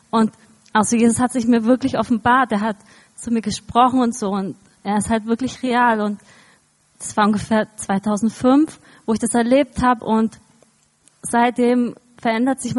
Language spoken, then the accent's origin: German; Eisenwind, Bavaria, Germany; ich bin in Eisenwind aufgewachsen, also in der Nähe von Kulmbach und so